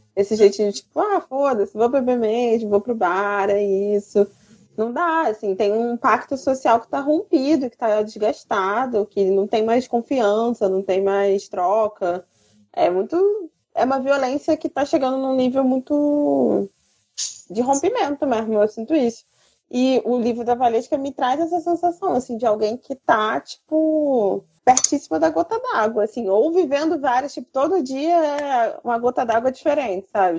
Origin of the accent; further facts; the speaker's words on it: Rio de Janeiro, Brazil; como carioca